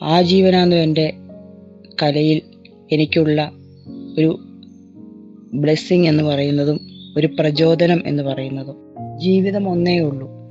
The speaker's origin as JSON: {"language": "Malayalam", "town": "Pala", "region": "Kerala", "country": "India", "tie": "born or raised there", "moved": "yes", "lives_now": "Ernakulam, India", "said": "ഞാൻ പാലാ സ്വദേശിനിയാണ് എറണാകുളത്ത് താമസിക്കുന്നു"}